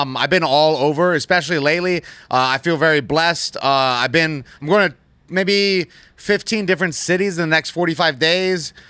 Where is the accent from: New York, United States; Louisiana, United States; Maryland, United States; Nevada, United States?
Nevada, United States; Las Vegas; I was born and raised right here in Las Vegas